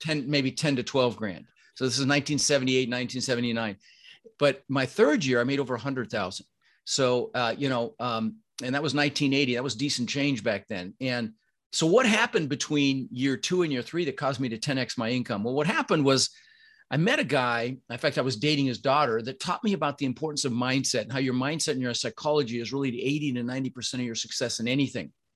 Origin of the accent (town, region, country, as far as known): Denver, Colorado, United States; born or raised there; also born or lived in Netherlands